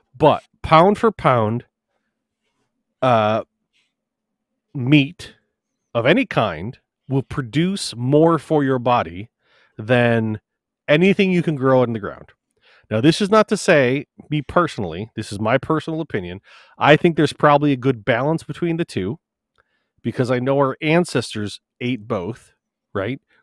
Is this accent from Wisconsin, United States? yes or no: yes; Wisconsin, United States; I'm coming from Wisconsin